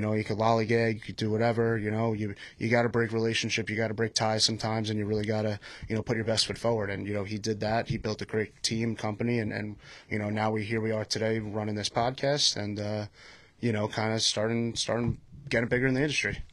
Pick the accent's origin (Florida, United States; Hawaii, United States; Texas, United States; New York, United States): New York, United States; Patchogue; I'm from Patchogue, New York